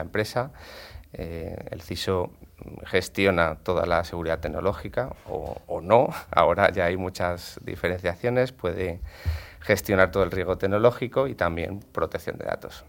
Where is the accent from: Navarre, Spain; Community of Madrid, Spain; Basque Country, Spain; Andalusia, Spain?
Community of Madrid, Spain; Madrid; aquí en Madrid, como se, dice en Madrid, yo soy gato